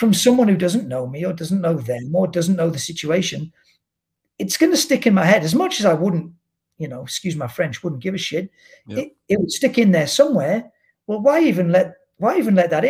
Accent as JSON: {"language": "English", "area": "Cheshire", "region": "North West England", "country": "United Kingdom", "tie": "born or raised there", "also_born_or_lived": "Cambridgeshire / Suffolk / Loughborough, Leicestershire", "moved": "as an adult", "lives_now": "Toronto, Canada", "said": "I was born in Cambridgeshire, if you want to be real specific. Then I moved to Suffolk when I was 4. And then I moved to Cheshire when I was 8. I lived in Cheshire till I was 18, 19"}